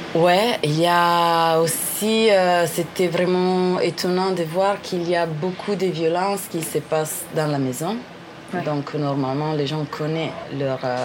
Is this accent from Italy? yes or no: yes; northern Italy, Italy; French is a second language; je viens de l'Italie. Euh, je viens d'une petite ville dans le nord de l'Italie